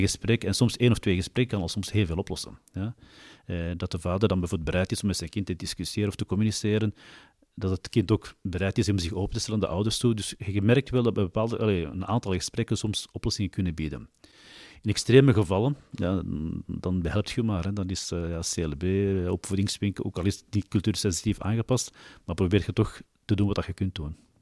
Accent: Mechelen, Flanders, Belgium; geboren en getogen in Mechelen

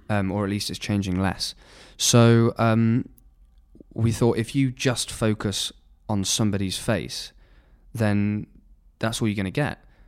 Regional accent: Nottingham, East Midlands, United Kingdom; I was brought up in Nottingham

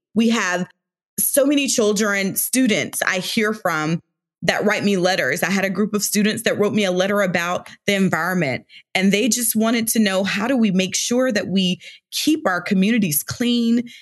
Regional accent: Alabama, United States; now in Georgia, United States; I grew up in Alabama

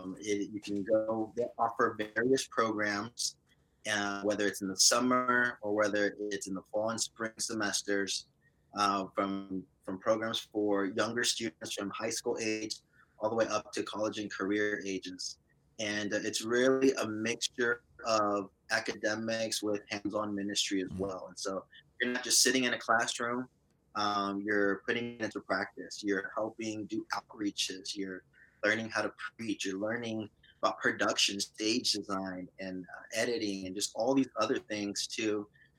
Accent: Brownsville, Texas, United States; So I am originally from South Texas. I was born in Brownsville and had the privilege of being raised in a Christian home.

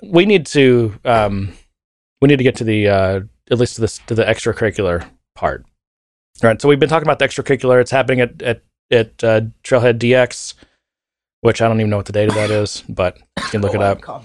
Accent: United States; being an American

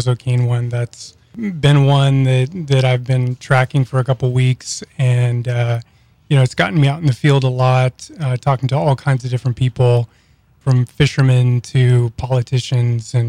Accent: Bremerton, Washington, United States; moved away as an adult; now in Louisiana, United States; I'm from Bremerton, Washington, and I've been for the last 10 years working for my kind of hometown newspaper

